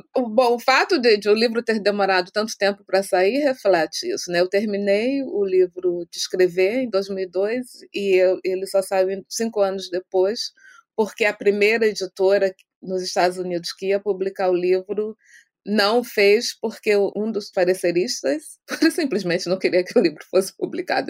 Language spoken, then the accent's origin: Portuguese; Brazil; moved away as an adult; quando era quando era jovem no Brasil